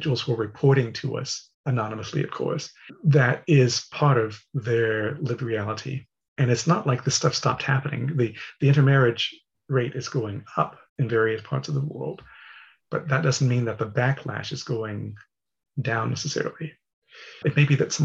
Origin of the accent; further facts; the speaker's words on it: Texas, United States; moved away; I'm from Texas